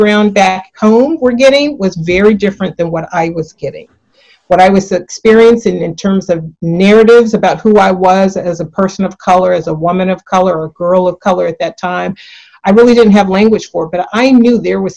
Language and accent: English; San Francisco, California, United States; I grew up in San Francisco, born and raised here